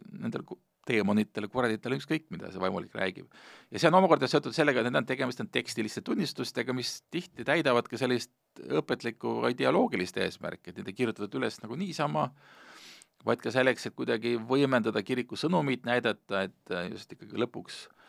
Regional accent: Hiiumaa, Hiiu County, Estonia; moved away; mina, kes ma suuresti kasvasin üles Hiiumaal

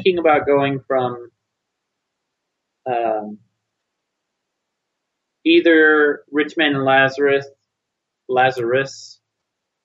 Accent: United States; as an American Christian

